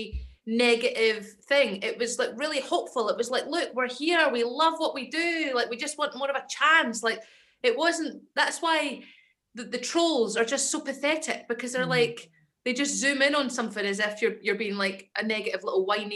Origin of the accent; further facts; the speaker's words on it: Edinburgh, Scotland, United Kingdom; accent: Scottish; moved away as an adult; also born or lived in London / Kent / Ayrshire / Stevenston; I'm from Edinburgh and I grew up there and then I moved to London for like 7 years